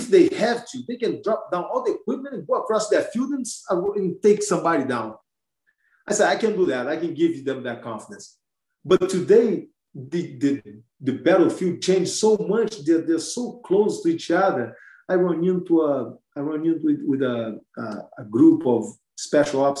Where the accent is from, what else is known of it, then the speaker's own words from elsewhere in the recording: Brazil; moved away; I'm from Brazil